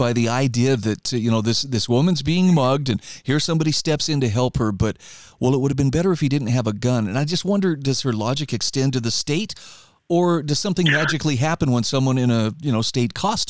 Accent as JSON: {"language": "English", "region": "Idaho", "country": "United States", "said": "a lot of people who have found their way to my home state of Idaho"}